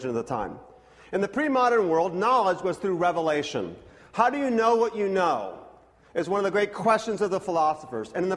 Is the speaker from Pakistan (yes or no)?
no; Scotland, United Kingdom; I'm Scottish